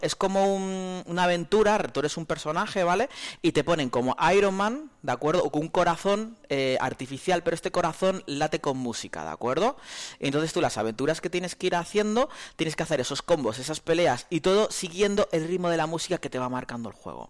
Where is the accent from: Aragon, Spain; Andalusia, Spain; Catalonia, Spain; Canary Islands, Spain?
Canary Islands, Spain; now in Soria, Spain; Yo como buen canario